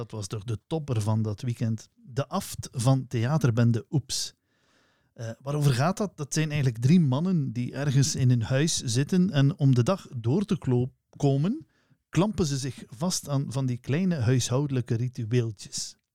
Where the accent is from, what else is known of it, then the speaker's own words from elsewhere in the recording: Flanders, Belgium; we zijn wel Vlamingen